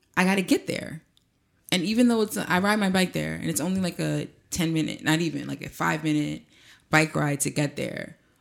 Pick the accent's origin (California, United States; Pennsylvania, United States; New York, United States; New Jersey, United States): New Jersey, United States; East Orange; me from Presidential Square in East Orange, New Jersey